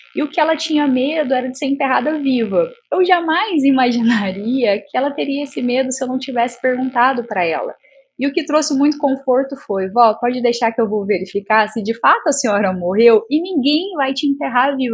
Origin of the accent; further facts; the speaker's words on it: interior of Goiás, Brazil; eu sou do interior de Goiás